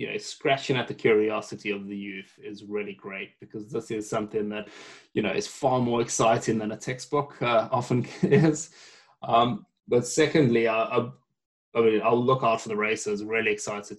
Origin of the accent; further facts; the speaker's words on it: South Africa; accent: South African; I am South African.